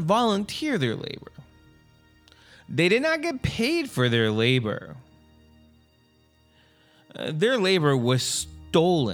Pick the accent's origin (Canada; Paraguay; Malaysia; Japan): Canada; accent: Caucasian Canadian / American; now in United States; I was born and raised in Canada and moved to the United States